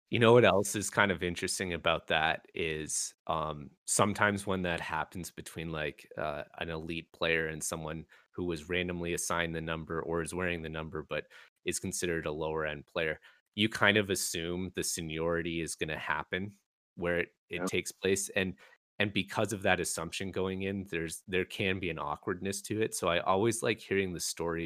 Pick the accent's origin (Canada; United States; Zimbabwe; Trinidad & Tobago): Canada; growing up as a Canadian, we eat a lot of Cheese Whiz